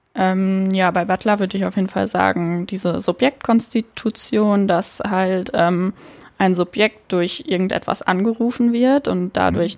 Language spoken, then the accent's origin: German; Münsterland, North Rhine-Westphalia, Germany; moved away as an adult; now in Cologne, Germany; Ich komme ursprünglich aus der Nähe von Münster, also aus hm, Münsterland.